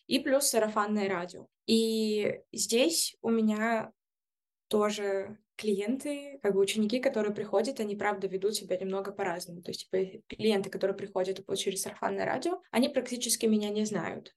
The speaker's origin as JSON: {"language": "Russian", "country": "Belarus", "said": "я из Беларуси"}